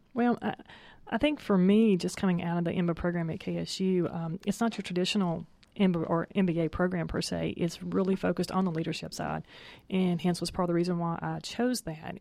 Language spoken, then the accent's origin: English; Tennessee, United States; moved away as an adult; now in Atlanta, United States; I'm a native of Tennessee